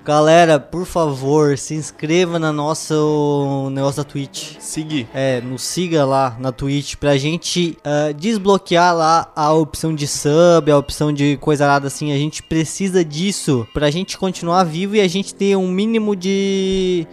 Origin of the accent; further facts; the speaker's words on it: Brazil; A gente é brasileiro